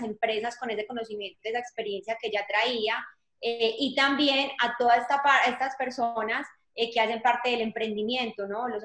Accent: Colombia; moved away as an adult; now in Atlanta, United States; soy colombiana, hace 15 años vivo en Atlanta.

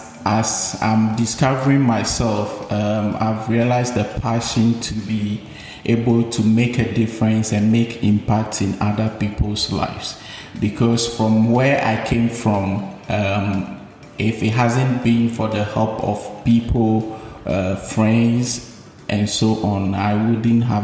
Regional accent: Ashanti, Ghana; now in Tema, Ghana; I grew up in two geographical locations. Initially, I was raised in the Ashanti region

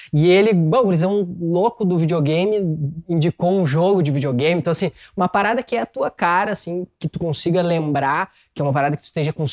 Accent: Rio de Janeiro, Brazil; born there; como nasci no Rio de Janeiro, eu sei que carioca é só quem é

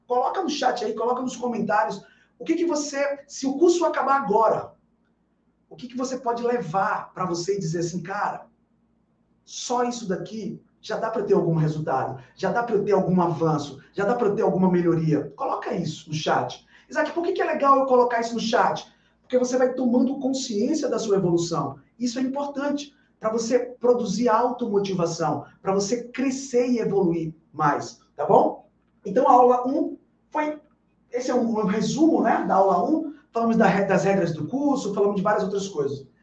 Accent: Bahia, Brazil; Aqui na Bahia, na minha terra, a gente chama isso de comer com farinha

